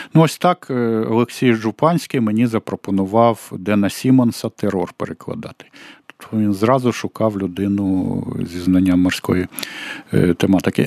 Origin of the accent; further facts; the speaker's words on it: Kyiv, Ukraine; я киянин